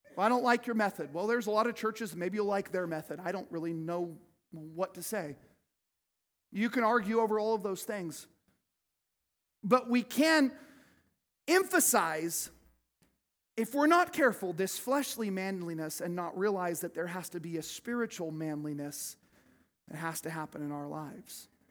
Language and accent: English; United States; I love being an American.